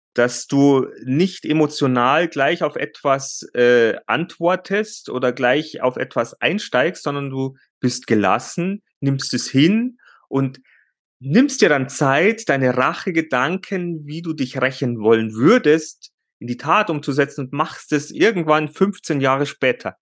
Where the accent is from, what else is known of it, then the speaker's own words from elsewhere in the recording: Bavaria, Germany; bei uns, äh, bei uns in Bayern